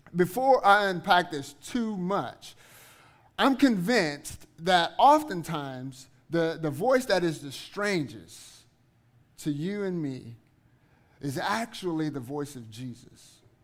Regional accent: Eunice, Louisiana, United States; also born or lived in Guthrie, Oklahoma / Kansas; now in Oklahoma City, United States; I am originally from Southwest Louisiana, uh, a little town called Eunice.

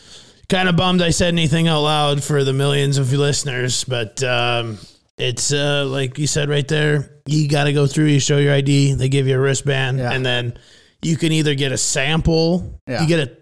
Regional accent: Fairmont, Minnesota, United States; now in Scottsdale, United States; my hometown of Fairmont, Minnesota

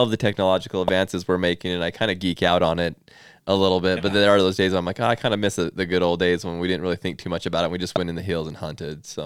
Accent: Utah, United States; I'm from Utah.

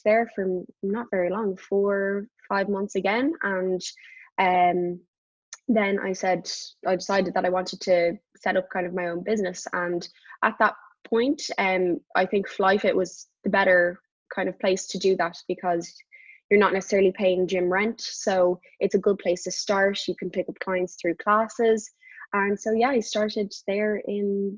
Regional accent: Dublin, Leinster, Ireland; moved away as an adult; also born or lived in United States; very near in South Dublin, very near where we live. And I would go up there whenever I was home from the States to train.

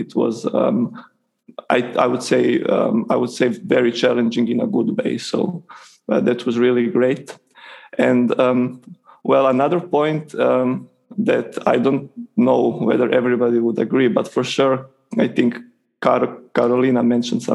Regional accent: Croatia; moved away as an adult; also born or lived in Italy; I am from Croatia

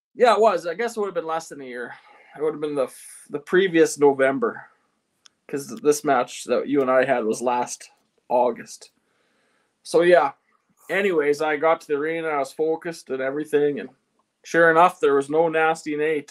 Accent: Eston, Saskatchewan, Canada; I'm from Eston, Saskatchewan

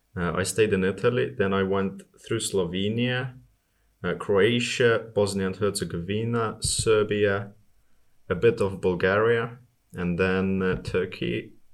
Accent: Estonia; I'm from Estonia. It, it gets really nasty there in the winter

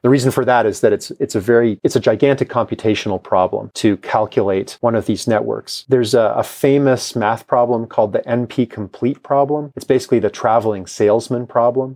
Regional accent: Toronto, Ontario, Canada; now in Kansas, United States; the block that I grew up on in Toronto

